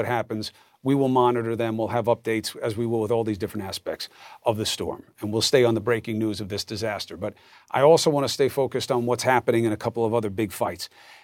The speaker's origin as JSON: {"language": "English", "town": "New York City", "region": "New York", "country": "United States", "tie": "born or raised there", "said": "I grew up in Queens. I grew up in Hollis Wood"}